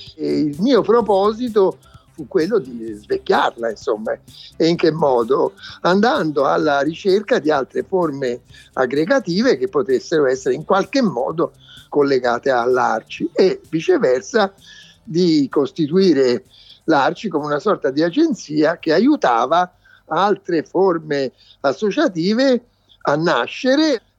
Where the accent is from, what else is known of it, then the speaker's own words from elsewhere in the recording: Florence, Tuscany, Italy; Io sono di Firenze